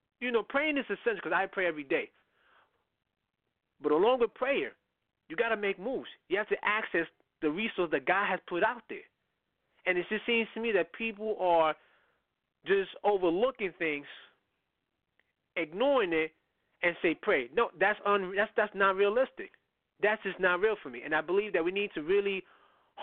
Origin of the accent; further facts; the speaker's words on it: New York City, New York, United States; I come up from the Bronx